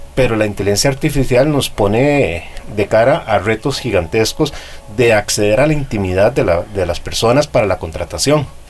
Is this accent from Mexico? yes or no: no; Costa Rica